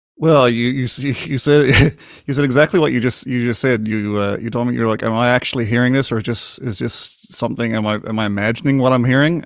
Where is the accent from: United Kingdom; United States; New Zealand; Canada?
Canada; Newfoundland and Labrador; born or raised there